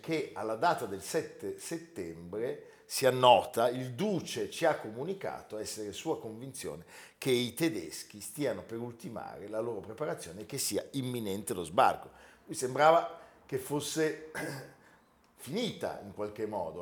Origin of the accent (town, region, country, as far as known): Italy